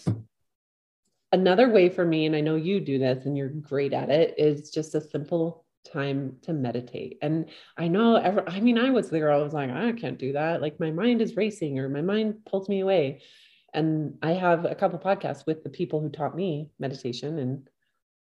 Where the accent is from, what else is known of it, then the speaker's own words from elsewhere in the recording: Southern Utah, United States; I live in Northern Utah. I'm from Southern Utah.